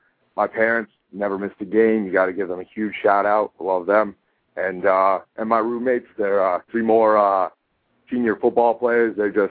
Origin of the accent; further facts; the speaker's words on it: Queensbury, New York, United States; I'm from Queensbury, New York, so it's not too far away.